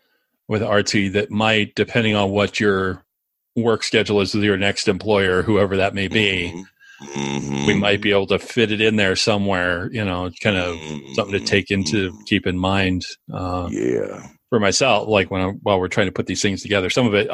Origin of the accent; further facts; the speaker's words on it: Phoenix, Arizona, United States; now in Atlanta, United States; But then I'm coming from Phoenix where ranch homes are kind of the thing, like two-story houses are a little rarer.